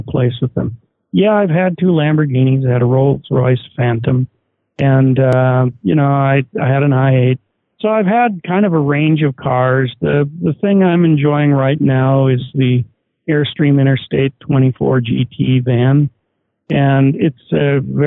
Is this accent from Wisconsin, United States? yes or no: yes; Oshkosh, Wisconsin, United States; moved away; also born or lived in Kirkland, Washington; I grew up in Oshkosh, Wisconsin, home of the EAA